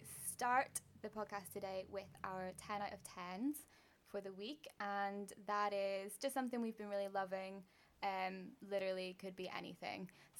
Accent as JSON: {"language": "English", "region": "Northern Ireland", "country": "United Kingdom", "said": "from Northern Ireland."}